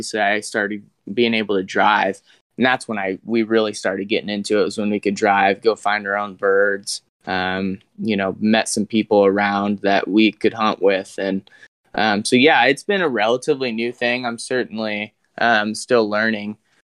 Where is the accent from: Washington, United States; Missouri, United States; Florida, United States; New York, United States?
Missouri, United States; Kirksville; I'm from Kirksville, Missouri. That's where I go to school too. That's where Truman State University is. So I was born in Kirksville, live in Kirksville.